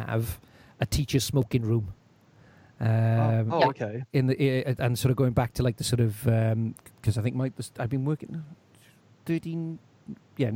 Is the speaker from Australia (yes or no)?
no; Welsh, Wales, United Kingdom; being Welsh